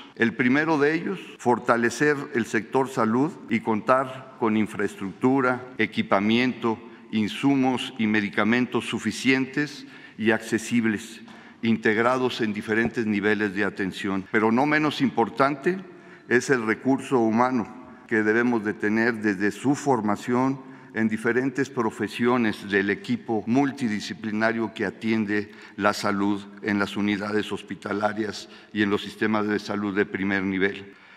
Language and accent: Spanish; Tamaulipas, Mexico; como mexicano, como tamaulipeco y médico